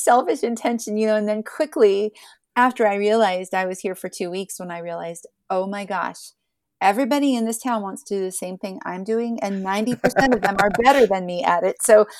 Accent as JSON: {"language": "English", "region": "Ohio", "country": "United States", "tie": "born or raised there", "said": "I grew up in Southeastern Ohio. So everybody had guitars and mandolins, and violins and washboards and put your hands on."}